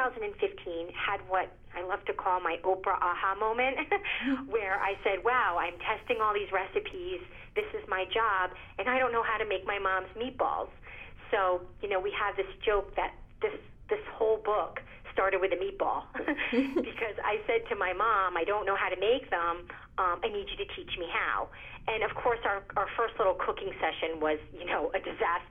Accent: Rhode Island, United States; also born or lived in Italy; We settled back in Rhode Island

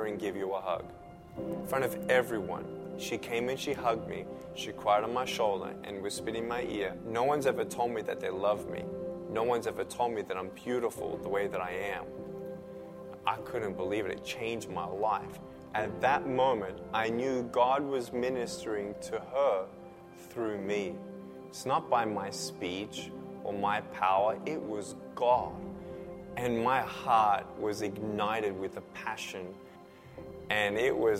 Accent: Melbourne, Victoria, Australia; I was born in Melbourne, Australia

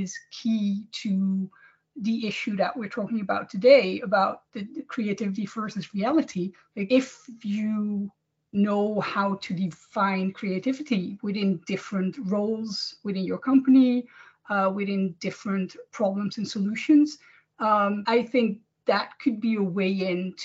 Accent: Amsterdam, North Holland, Netherlands; moved away as an adult; now in Copenhagen, Denmark; I am originally from Amsterdam, the Netherlands, but I've worked all over Europe in different companies

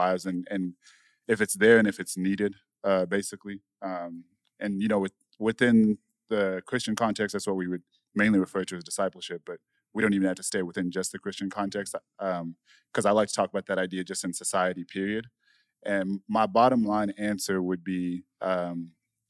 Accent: Zimbabwe; moved away; also born or lived in South Africa; I'm from Zimbabwe. I'm an African native.

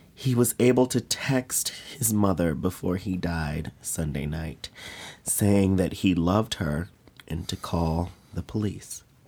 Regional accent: Chicago, Illinois, United States; as a Chicagoan

